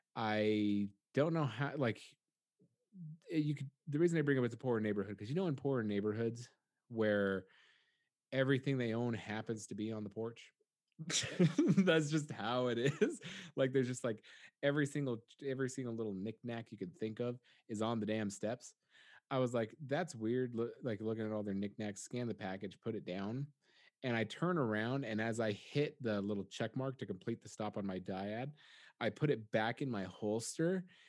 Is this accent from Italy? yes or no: no; United States; I'm an American